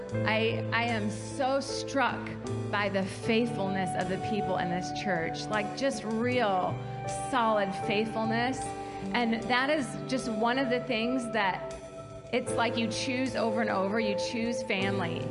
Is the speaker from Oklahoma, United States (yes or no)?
no; Kalamazoo, Michigan, United States; moved away as an adult; now in South Carolina, United States; I grew up in Kalamazoo and was a part of this church from age 10 to age 37, and it's just home for us